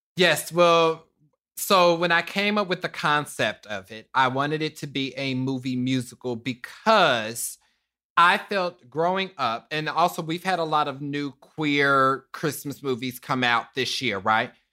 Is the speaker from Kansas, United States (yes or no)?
yes; Kansas City, Kansas, United States; I'm from Kansas City, Kansas, Wanda County